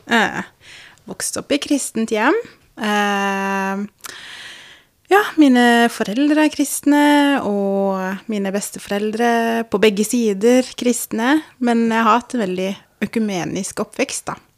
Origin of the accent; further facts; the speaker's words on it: Grimstad, Agder, Norway; Ja. Jeg er fra Grimstad. Mm. Det er det ingen som tror på når de hører at jeg snakker